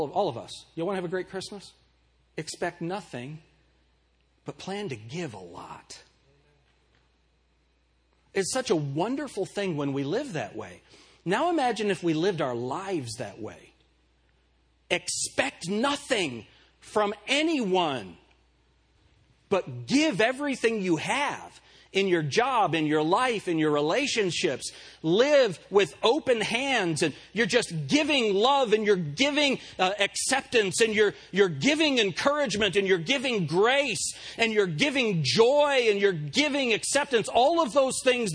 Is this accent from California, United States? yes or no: no; Pueblo, Colorado, United States; born in Pueblo, Colorado